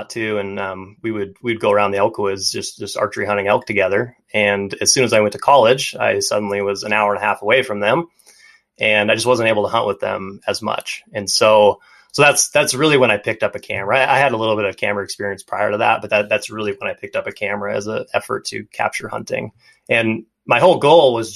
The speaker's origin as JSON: {"language": "English", "region": "Montana", "country": "United States", "tie": "born or raised there", "said": "growing up in Montana"}